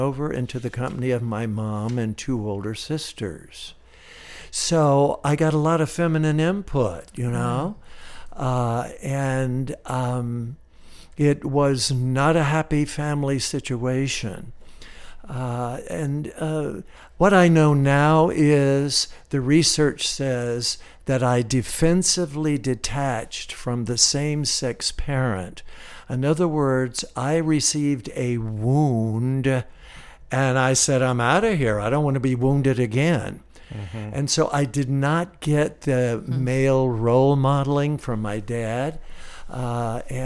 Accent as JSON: {"language": "English", "town": "Miami", "region": "Florida", "country": "United States", "tie": "born or raised there", "said": "an 8-year-old kid growing up in Miami, Florida. Yeah, I'm a Florida cracker"}